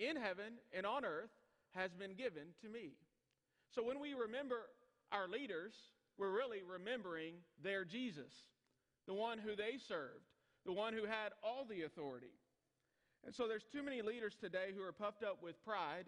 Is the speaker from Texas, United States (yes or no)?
yes; Hillsboro, Texas, United States; now in El Dorado, United States; I grew up in Hillsboro, Texas